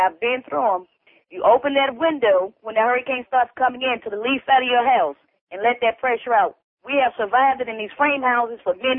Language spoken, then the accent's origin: English; Miami, Florida, United States; I'm a 48-year-old woman, born and raised here in Miami.